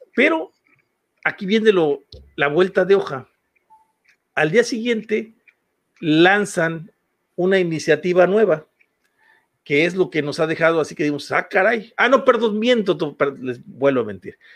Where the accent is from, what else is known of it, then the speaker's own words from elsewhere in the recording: Huasteca, Mexico; de aquí, de donde soy yo, de la Huasteca